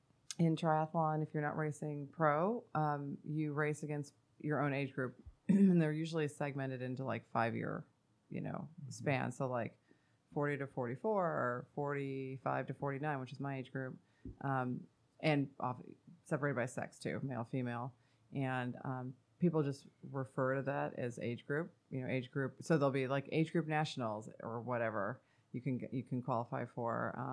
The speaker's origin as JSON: {"language": "English", "region": "Northern California", "country": "United States", "said": "I'm from Northern California."}